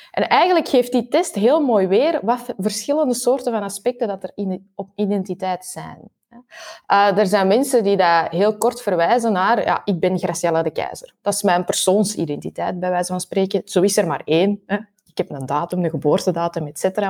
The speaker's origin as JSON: {"language": "Dutch", "region": "Flanders", "country": "Belgium", "said": "ik ben half Belg, half Chileens"}